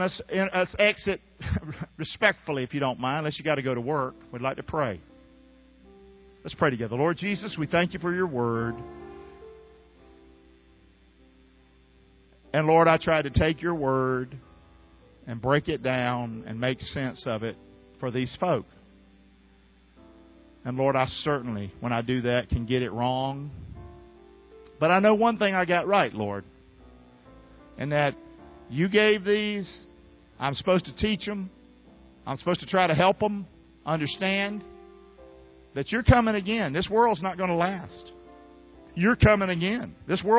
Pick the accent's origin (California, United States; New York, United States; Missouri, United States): California, United States; Inglewood; Grew up here in Inglewood